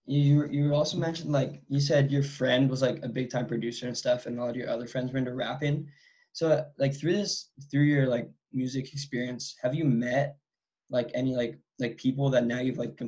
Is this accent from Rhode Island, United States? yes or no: no; San Diego, California, United States; I'm from San Diego, so I have a bunch of family in LA.